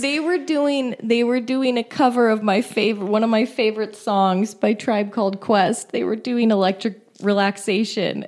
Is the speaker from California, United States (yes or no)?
yes; San Francisco, California, United States; I was from San Francisco